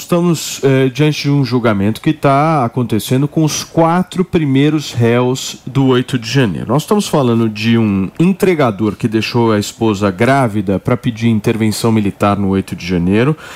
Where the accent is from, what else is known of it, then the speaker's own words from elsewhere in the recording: Brazil; nós somos brasileiros